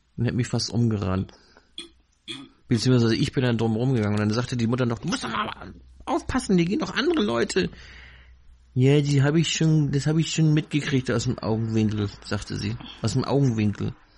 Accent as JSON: {"language": "German", "region": "Northern Germany", "country": "Germany", "tie": "born or raised there", "said": "Ich bin hier im Norden aufgewachsen"}